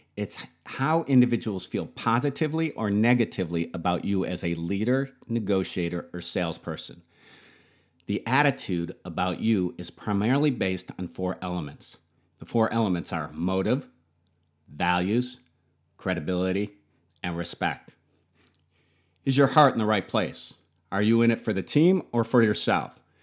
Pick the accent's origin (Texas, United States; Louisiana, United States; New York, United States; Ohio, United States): New York, United States; Buffalo; Being born and raised in Buffalo